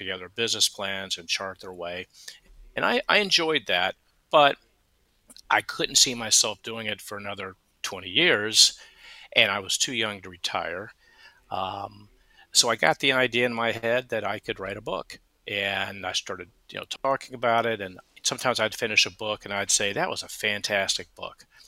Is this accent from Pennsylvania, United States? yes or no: no; Atlanta, Georgia, United States; moved away as an adult; also born or lived in Phoenix, Arizona; now in Charleston, United States; born and raised in Atlanta and found my way to Phoenix, Arizona